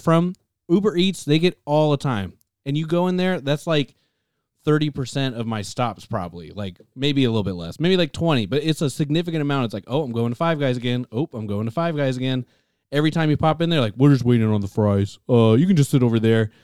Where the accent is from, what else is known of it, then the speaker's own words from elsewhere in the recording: Tacoma, Washington, United States; We're from the Pacific Northwest